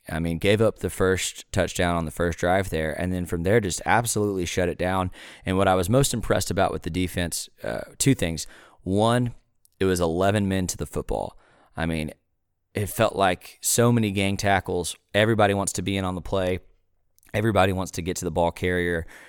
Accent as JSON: {"language": "English", "town": "Waco", "region": "Texas", "country": "United States", "tie": "born or raised there", "said": "growing up in Waco"}